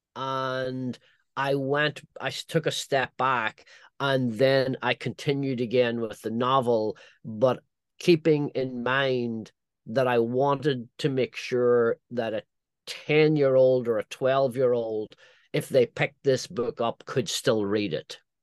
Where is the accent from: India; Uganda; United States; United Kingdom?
United Kingdom; Northern Ireland; moved away; my own you know, childhood growing up in Northern Ireland